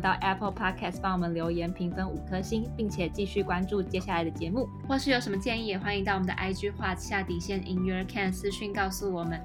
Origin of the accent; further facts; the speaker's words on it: Taipei, Taiwan; 我本身是台北人